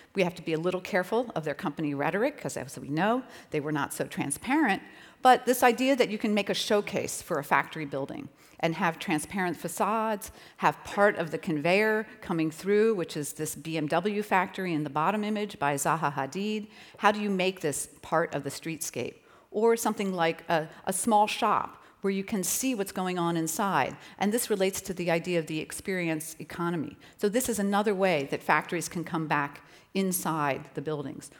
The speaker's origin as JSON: {"language": "English", "town": "Philadelphia", "region": "Pennsylvania", "country": "United States", "tie": "born or raised there", "said": "in Philadelphia, my hometown"}